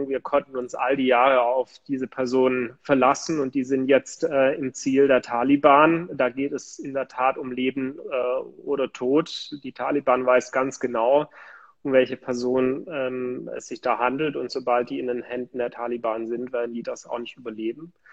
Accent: Baden-Württemberg, Germany; ich komme aus der Nähe von Ravensburg, das kennen vielleicht die ein oder anderen von den Ravensburger Spielen, das ist in der Nähe des Bodensees. Dort bin ich aufgewachsen und lebe heute immer noch da.

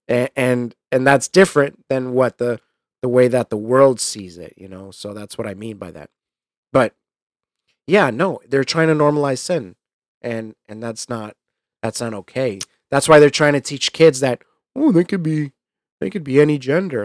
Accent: New York, United States; him and I were you know, essentially the same kid growing up in New York

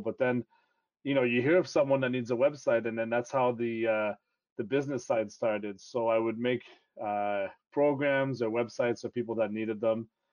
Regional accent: Toronto, Ontario, Canada; first language French; English is a second language; also born or lived in Quebec; my dad got a job transfer and we moved to Toronto, so I ended up growing up in the Toronto area

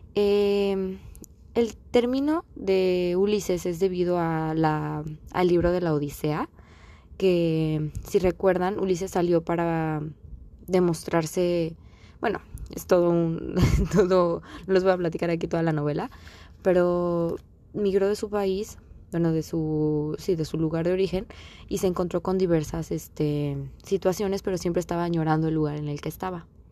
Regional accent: Mexico; moved away as an adult; now in United States; pues yo nací aquí en Estados Unidos, pero en sí mi tierra es México, obviamente, por mis papás, por todo, porque he vivido toda mi vida allá

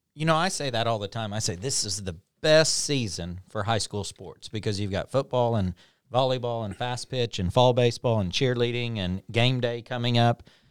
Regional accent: Pond Creek, Oklahoma, United States; I was from a small town. I was from Pond Creek

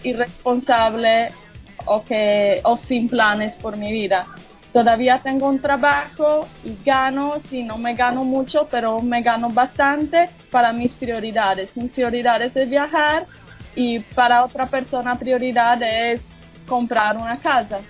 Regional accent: Sardinia, Italy; Spanish is a second language; now in Colombia; de la isla Sardeña

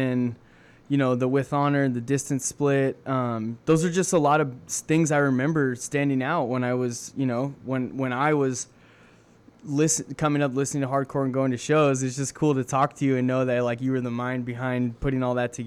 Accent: Corona, California, United States; I grew up in Corona, California, and we had a venue called the Showcase Theater

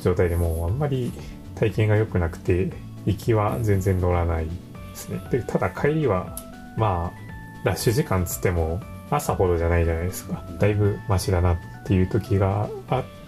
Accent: Okayama, Japan; now in Tokyo, Japan; パーソナリティは岡山で

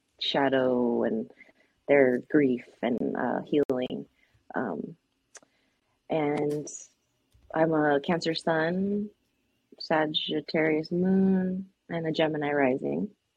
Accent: San Diego, California, United States; now in North Carolina, United States; I am originally from San Diego, California, and now I live in the western mountains of North Carolina.

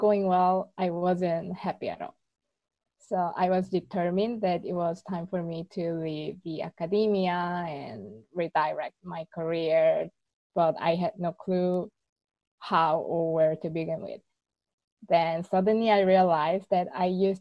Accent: South Korea; moved away as an adult; also born or lived in Seoul, South Korea; now in Barcelona, Spain; I'm from South Korea, and I moved to Barcelona 5 years ago just to improve my Spanish at first

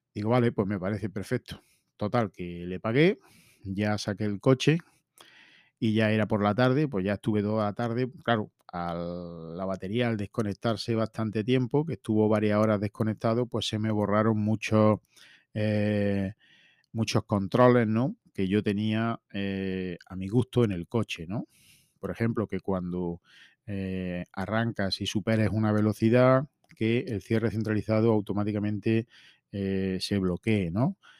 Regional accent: his town near Linares, Jaén, Andalusia, Spain; ha sido feria en mi pueblo

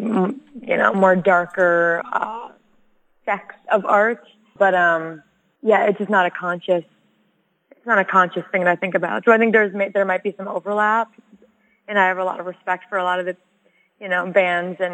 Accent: United States; I'm American and my family's been here for a minute

